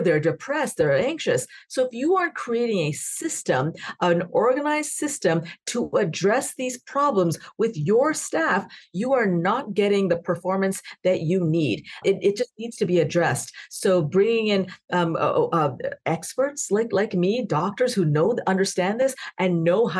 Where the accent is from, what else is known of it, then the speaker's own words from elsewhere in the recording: Canada; now in United States; I'm also Canadian